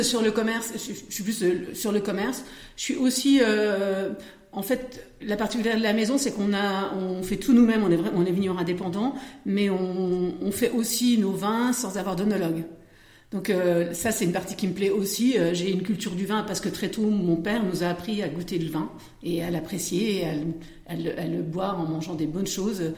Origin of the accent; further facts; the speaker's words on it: Vosges, Grand Est, France; moved away as an adult; now in Passy-sur-Marne, France; Je suis originaire de, des Vosges, où j'ai été coiffeuse pendant 10 ans